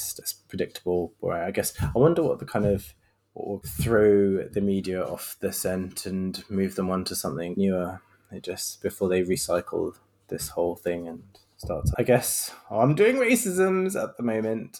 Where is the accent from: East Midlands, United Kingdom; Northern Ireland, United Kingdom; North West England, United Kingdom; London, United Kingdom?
London, United Kingdom; I was born in London, but my parents are from Sri Lanka